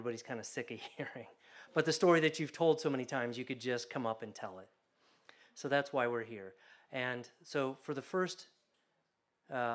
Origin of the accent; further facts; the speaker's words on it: Columbus, Ohio, United States; I grew up in Columbus, Ohio